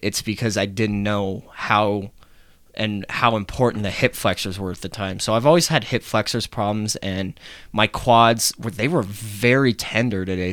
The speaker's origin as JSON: {"language": "English", "town": "Denver", "region": "Colorado", "country": "United States", "tie": "born or raised there", "said": "I am born and raised here in Denver"}